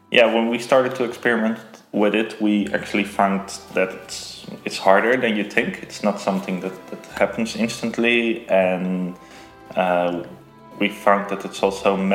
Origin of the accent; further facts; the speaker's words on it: Rotterdam, South Holland, Netherlands; is uh, is … I'm 27 years old and I'm from Rotterdam